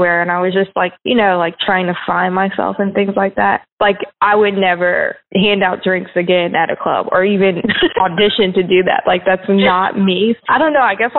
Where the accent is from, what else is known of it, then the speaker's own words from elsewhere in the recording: Alton, Illinois, United States; born there; I moved around a lot, and like I lived in Alton, Illinois, which is where I was born, and Chica